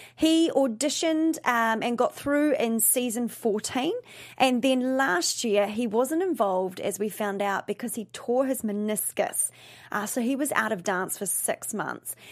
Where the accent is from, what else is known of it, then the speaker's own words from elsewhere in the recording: New Zealand; now in Los Angeles, United States; I am originally from New Zealand